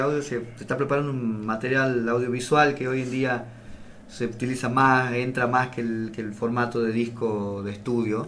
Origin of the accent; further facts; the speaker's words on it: Las Talitas, Tucumán, Argentina; nosotros somos, no somos talitenses, somos taliteños.